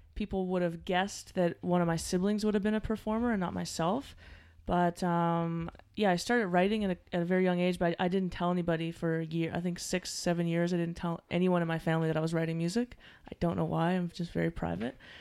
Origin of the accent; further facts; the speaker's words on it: Halifax, Nova Scotia, Canada; I'm, I'm from Halifax, Nova Scotia